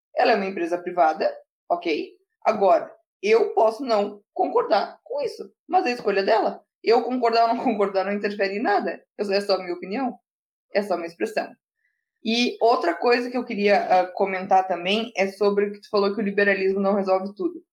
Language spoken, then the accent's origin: Portuguese; Rio Grande do Sul, Brazil; aqui no Rio Grande do Sul, que eu sou gaúcha